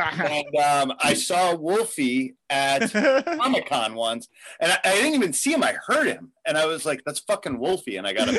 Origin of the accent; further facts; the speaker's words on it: Pelham, New York, United States; Where I grew up in New York, in Pelham, it's right like Westchester, Bronx, touch each other right there.